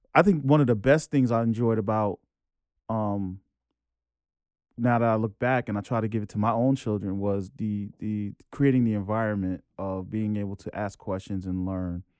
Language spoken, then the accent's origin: English; New York City, New York, United States; I'm New York, born and raised, Jamaica, Queens